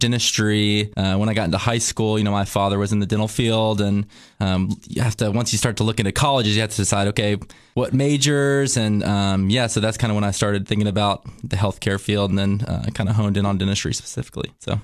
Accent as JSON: {"language": "English", "town": "Cookeville", "region": "Tennessee", "country": "United States", "tie": "born or raised there", "also_born_or_lived": "Utah", "said": "I was born and raised here in Cookville, Cookville Regional Medical Center is where I made my entry"}